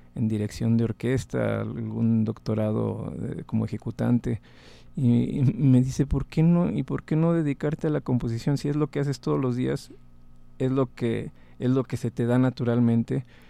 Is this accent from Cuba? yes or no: no; Monterrey, Nuevo León, Mexico; moved away as an adult; also born or lived in Texas / Indiana; Soy em, originario de Monterrey